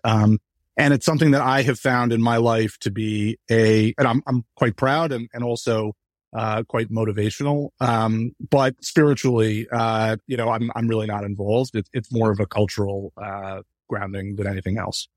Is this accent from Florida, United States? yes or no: no; New York, United States; I grew up in New York